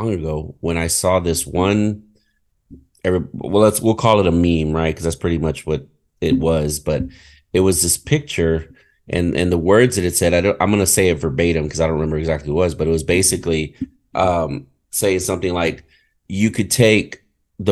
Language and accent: English; United States; I'm an American, you know, but my culture is Hispanic